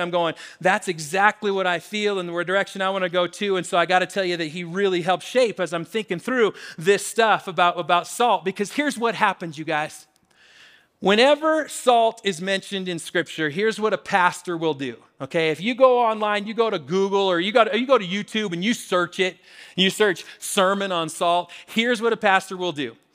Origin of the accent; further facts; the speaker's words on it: Washington, United States; now in Colorado, United States; Growing up in Washington, especially in college in Western Washington